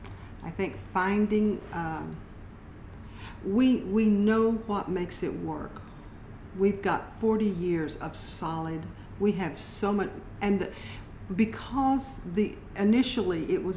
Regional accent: West Texas, United States; I find for myself, because I grew up in West Texas, I grew up with a particular mindset.

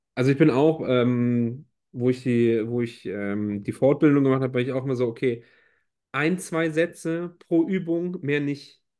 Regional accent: Rhineland, Germany; als Rheinländer

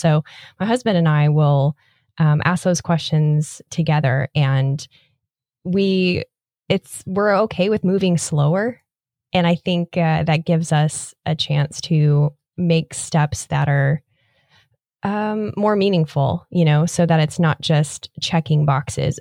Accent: Nebraska, United States; now in Florida, United States; Growing up in Nebraska

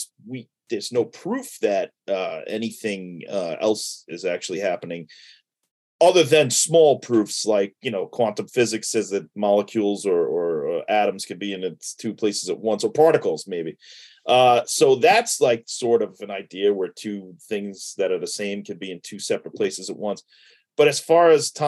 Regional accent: New York City, New York, United States; moved away as an adult; also born or lived in Floral Park, New York; So the first, 23 years of my life was in New York. I started out in Sheepshead Bay, Brooklyn. I was there for about 7 years.

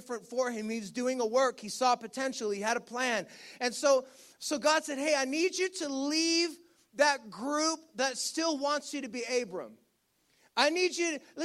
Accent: Ontario, Canada; moved away; I grew up in Ontario. And one of the struggles I have with returning to Ontario

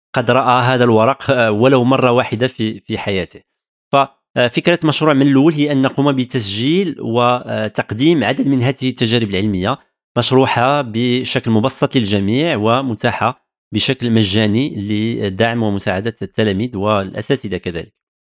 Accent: Tangier, Tanger-Tetouan-Al Hoceima, Morocco; moved away as an adult; now in France; ازددت ونشأت في مدينة طنجة شمال المغرب

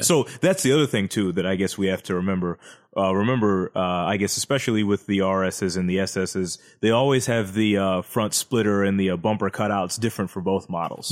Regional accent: United States; 'Cause we're American.

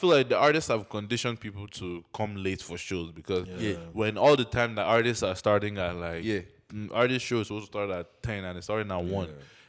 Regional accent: Nigeria; even though I grew up in Nigeria, I spent most of my life there, my accent, I have to switch it up

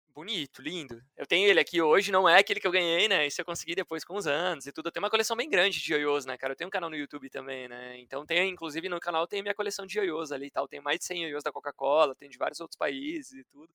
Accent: Curitiba, Paraná, Brazil; moved away as an adult; Eu sou de Curitiba

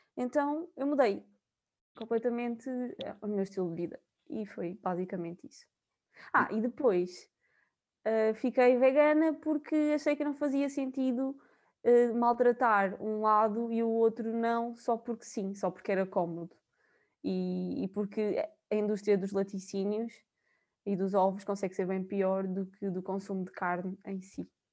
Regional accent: São João da Pesqueira, Viseu, Portugal; moved away as an adult; now in Coimbra, Portugal; eu sou de São João da Pesqueira, duvido que conheçam, mas é da zona de Viseu

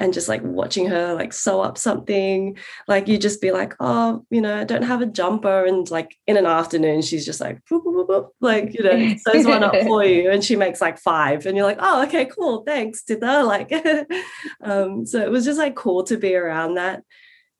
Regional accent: Sydney, New South Wales, Australia; also born or lived in London; my earliest memories growing up in Western Sydney are in that backyard, in those two houses

